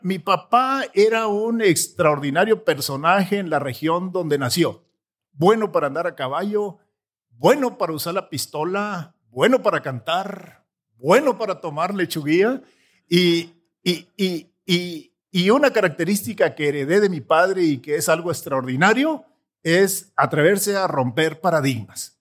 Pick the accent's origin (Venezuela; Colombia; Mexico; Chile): Mexico; Sierra de Chihuahua; also born or lived in Palomas, Chihuahua; yo trabajaba de becerrero con mis papás en un rancho en la sierra de Chihuahua